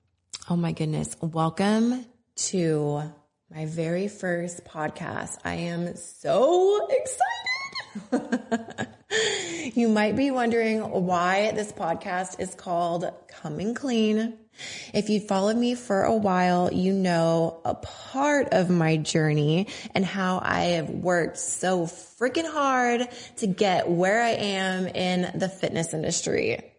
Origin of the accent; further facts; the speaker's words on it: Tacoma, Washington, United States; born there; I was born in Tacoma, Washington. I was born on an army base. My dad was in the army.